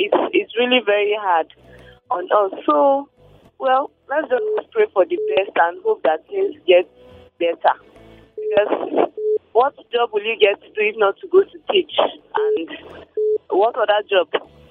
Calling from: Nigeria; I'm calling from Dibiza.

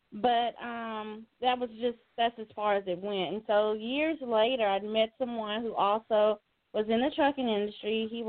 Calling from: Dallas, Texas, United States; I'm calling in from Dallas, Texas.

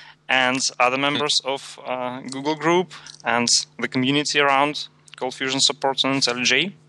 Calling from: Saint Petersburg, Russia; from JetBrains, calling from St. Petersburg, Russia

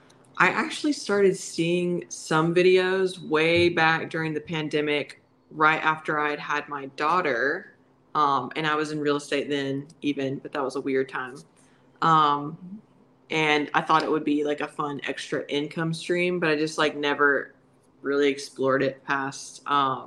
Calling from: Alabama, United States

